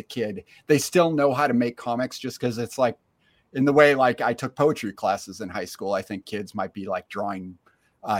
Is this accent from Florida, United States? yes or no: no; Northern New York, United States; also born or lived in Austin, Texas; now in Troy, United States; I'm originally from Northern New York, which is like upstate, but way higher